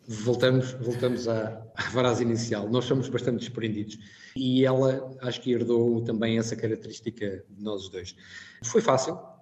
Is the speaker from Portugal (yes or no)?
yes; Portugal; moved away as an adult; now in Brussels, Belgium; nós temos como português